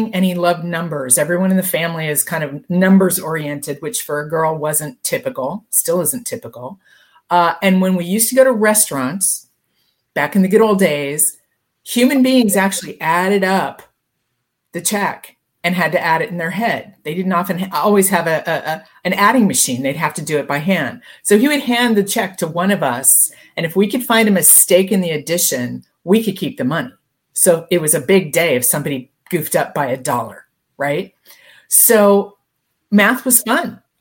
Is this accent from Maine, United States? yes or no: no; Denver, Colorado, United States; moved away as an adult; also born or lived in Santa Barbara / Newport Beach; I grew up in Denver